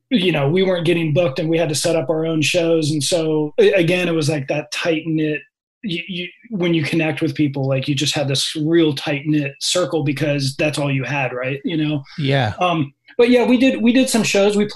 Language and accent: English; San Francisco Peninsula, California, United States; also born or lived in Menlo Park / Redwood City / San Mateo / Palo Alto; my parents kept on moving up the peninsula. So first it was like Menlo Park and then Redwood City and then San Mateo.